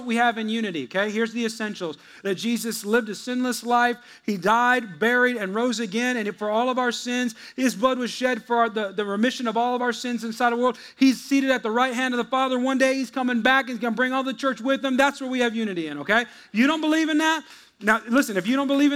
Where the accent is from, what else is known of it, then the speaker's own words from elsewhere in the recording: United States; also born or lived in Texas; we're American